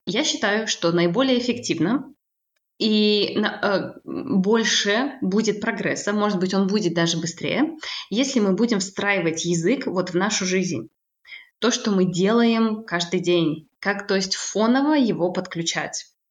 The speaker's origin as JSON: {"language": "Russian", "country": "Kazakhstan", "tie": "born or raised there", "moved": "as an adult", "lives_now": "France", "said": "Я родилась э, в Казахстане, и там же я училась э, на переводчика"}